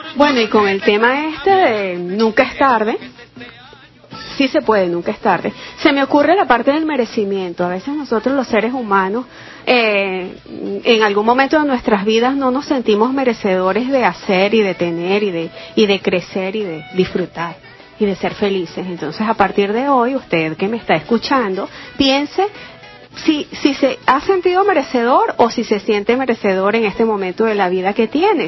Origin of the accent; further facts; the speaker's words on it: Boconó, Trujillo, Venezuela; moved away; estuve en un grupo de gaitas en mi pueblito Bocono, Estado Trujillo